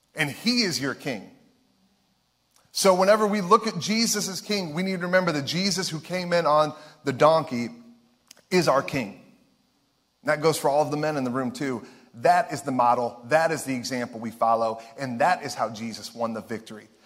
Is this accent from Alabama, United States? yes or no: no; Ohio, United States; we're from Ohio.